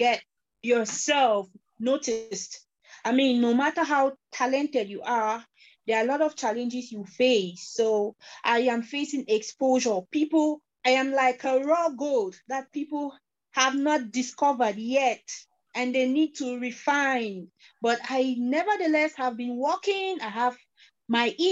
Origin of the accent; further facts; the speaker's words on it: Cameroon; I am an artist from Cameroon